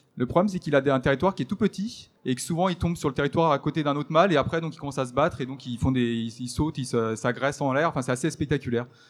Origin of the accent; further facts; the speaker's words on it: the Alps, France; je suis originaire des Alpes